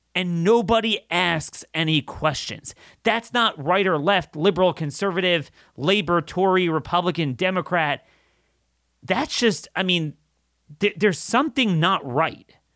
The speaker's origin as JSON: {"language": "English", "country": "United States", "said": "I'm an American."}